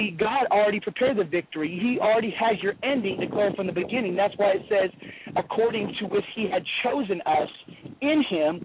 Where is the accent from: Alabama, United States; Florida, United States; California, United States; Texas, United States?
California, United States; Los Angeles; now in Garland, United States; growing up in Los Angeles